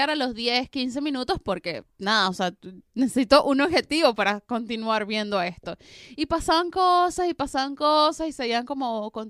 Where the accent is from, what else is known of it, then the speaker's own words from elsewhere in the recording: Venezuela; Soy tan poco venezolana, Mariano.